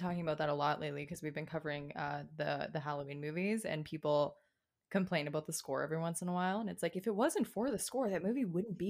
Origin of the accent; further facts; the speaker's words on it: Canada; accent: Canadian; Live in a city in sort of like the middle of Canada.